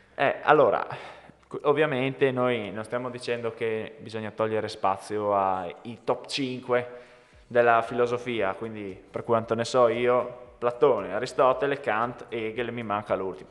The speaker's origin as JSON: {"language": "Italian", "country": "Italy", "tie": "born or raised there", "said": "Noi siamo nati in Italia"}